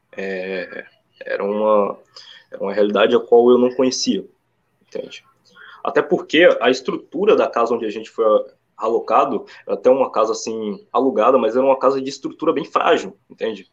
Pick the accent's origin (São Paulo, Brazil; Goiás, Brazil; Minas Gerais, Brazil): Minas Gerais, Brazil; Sete Lagoas; also born or lived in São Gonçalo / Itaboraí border, Rio de Janeiro; now in São Gonçalo, Brazil; eu vim de uma cidade bem assim no interior de Minas, chamada Sete Lagoas